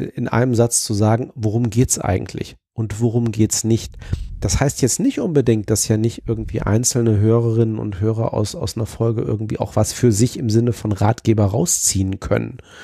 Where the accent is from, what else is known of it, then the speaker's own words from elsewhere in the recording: Zonenrandgebiet, Germany; ich bin ja im Zonenrandgebiet aufgewachsen